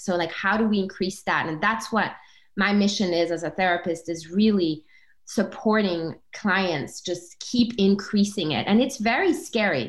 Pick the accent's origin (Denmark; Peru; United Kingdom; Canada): Denmark; also born or lived in Comoros; grew up, uh, you know, as a brown human in a white country, Denmark